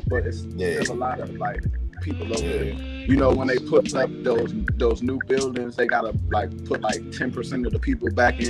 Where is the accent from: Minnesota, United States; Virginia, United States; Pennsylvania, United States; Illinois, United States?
Virginia, United States; Alexandria; Because I grew up in Alexandria. I'm from, like, around New Projects area. I grew up in the Jefferson Village area.